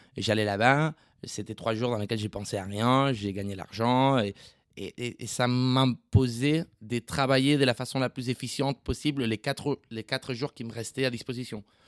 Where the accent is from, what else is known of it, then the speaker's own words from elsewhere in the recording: Esplugues de Llobregat, Catalonia, Spain; French is a second language; also born or lived in Barcelona; now in France; je viens d'Esplugas, qui est une, ville en sud de Barcelone